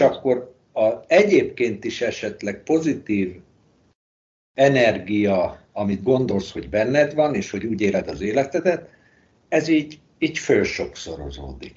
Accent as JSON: {"language": "Hungarian", "country": "Hungary", "moved": "as an adult", "lives_now": "Spain", "said": "magyar vagyok"}